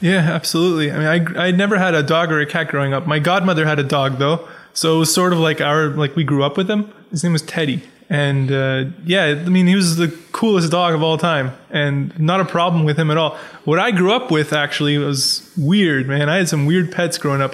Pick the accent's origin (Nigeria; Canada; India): Canada; Pickering, Ontario; also born or lived in Scarborough, Ontario; I grew up in Pickering. Well, I grew All up in Scarborough along. first, and then I moved to Pickering when I was in grade like four